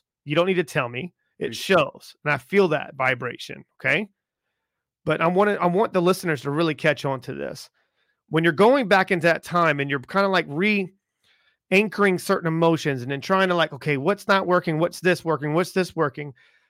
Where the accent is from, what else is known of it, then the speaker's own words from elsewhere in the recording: the South, United States; Like, I grew up in the South. Okay. And I grew up in the South as an Italian, you know what I mean?